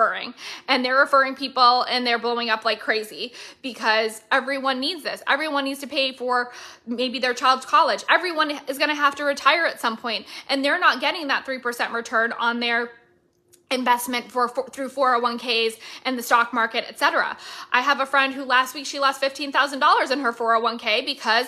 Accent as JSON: {"language": "English", "region": "Florida", "country": "United States", "said": "Licensed and registered out of my home state of Florida"}